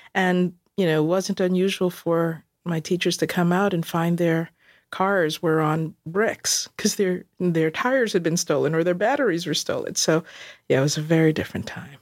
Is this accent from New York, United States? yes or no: yes; New York City, New York, United States; moved away as an adult; also born or lived in South Bronx / Fort Lauderdale / Dallas; I grew up in Queens